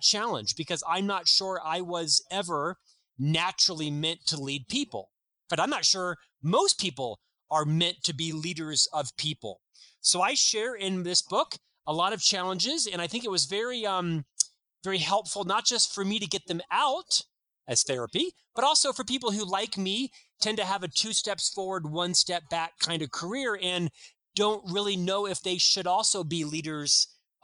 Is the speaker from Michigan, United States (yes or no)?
no; Orlando, Florida, United States; moved away as an adult; now in Utah, United States; I'm actually from Orlando, Florida.